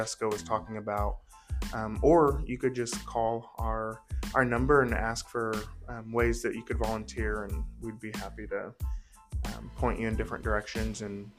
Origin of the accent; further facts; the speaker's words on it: Southern Illinois, United States; moved away as an adult; now in Evansville, United States; I'm originally from Southern Illinois.